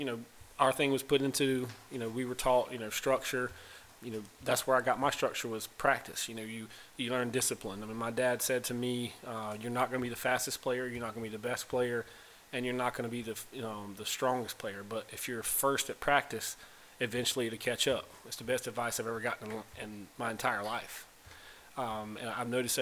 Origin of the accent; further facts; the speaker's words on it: Pembroke, North Carolina, United States; I'm from a small town, North Carolina, Pembroke, North Carolina.